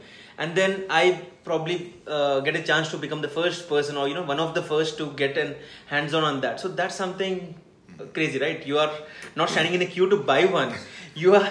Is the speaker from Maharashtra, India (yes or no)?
no; Hyderabad, Telangana, India; I'm from Hyderabad